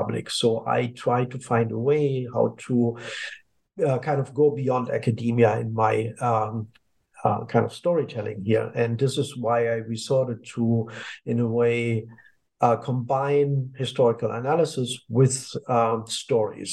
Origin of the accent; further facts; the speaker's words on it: East Germany, Germany; moved away as an adult; I grew up in Germany, to be more precise, in the former communist part of Germany, where I spent kind of my life until I was 28.